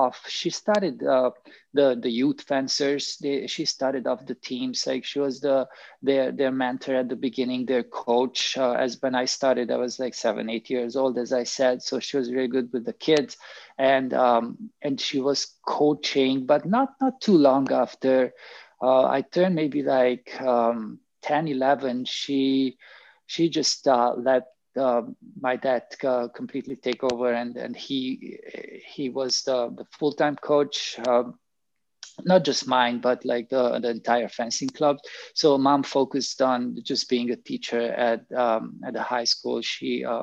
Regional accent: Transylvania, Romania; moved away; I was born in Transylvania in Romania

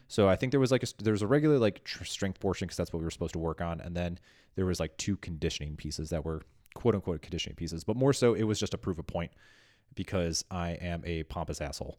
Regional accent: Midwest, United States; I'm from the Midwest and being passive aggressive is, like, second language to me

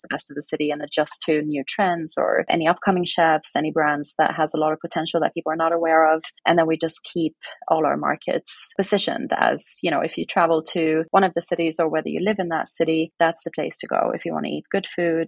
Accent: West Coast of Sweden, Sweden; moved away as an adult; also born or lived in Norway; it was in a city in Sweden where I grew up on the West Coast.

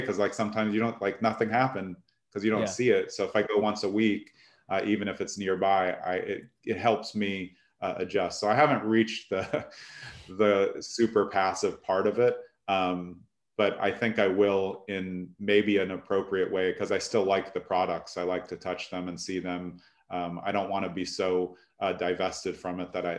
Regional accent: New York City, New York, United States; also born or lived in California / Essex County, New Jersey; now in New Jersey, United States; I grew up in Brooklyn

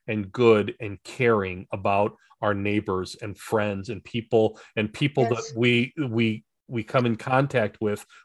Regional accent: United States; I was an American

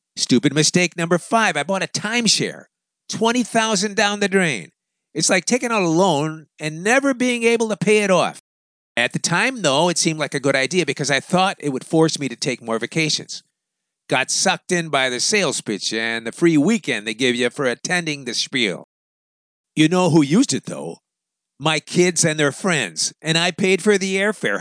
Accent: Chicago, Illinois, United States; moved away; I grew up in Chicago.

